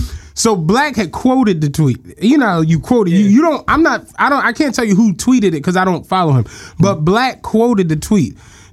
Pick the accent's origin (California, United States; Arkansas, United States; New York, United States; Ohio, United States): Ohio, United States; Cleveland; I'm from Cleveland.